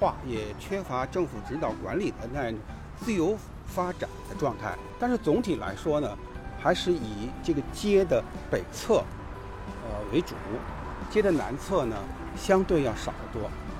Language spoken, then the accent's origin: Chinese; Beijing, China; 东阳，我是在东阳威胡同这这里。我们经常从这里顺过一条小街过来。